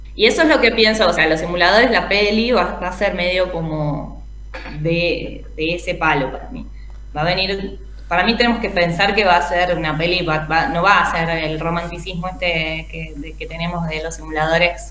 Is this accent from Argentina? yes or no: yes; Argentina; nosotros como argentinos